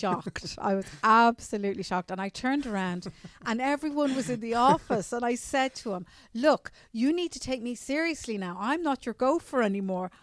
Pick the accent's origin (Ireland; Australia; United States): Ireland; Newcastle, Leinster; I'm from a little village outside Dublin, around twelve miles out, called Newcastle